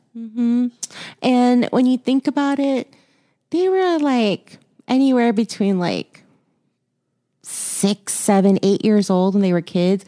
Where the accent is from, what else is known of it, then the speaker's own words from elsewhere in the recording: Houston, Texas, United States; moved away; I was born in Houston, raised there for a while, lived there for a while